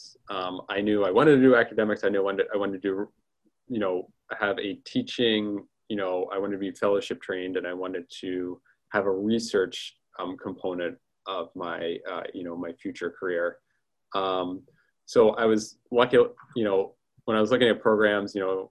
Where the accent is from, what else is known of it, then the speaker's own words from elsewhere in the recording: Delaware, United States; moved away as an adult; also born or lived in Midwest; now in Philadelphia, United States; I remember as a kid going to Phillies games in the vet, going, you know, I'm from Delaware originally